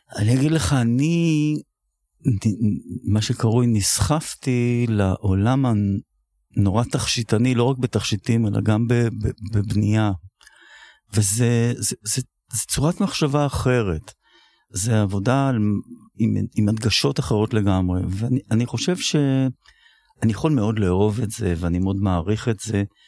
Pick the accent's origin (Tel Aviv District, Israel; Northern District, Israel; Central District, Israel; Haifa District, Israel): Tel Aviv District, Israel; Tel Aviv; אני גדלתי בתל אביב